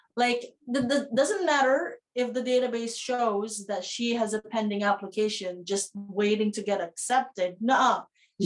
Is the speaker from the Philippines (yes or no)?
yes; Philippines; now in New Zealand; I, as a Filipino